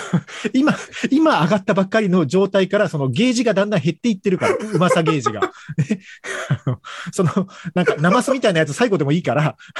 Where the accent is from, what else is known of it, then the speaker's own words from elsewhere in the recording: Kagoshima, Japan; 鹿児島で生まれ育ってる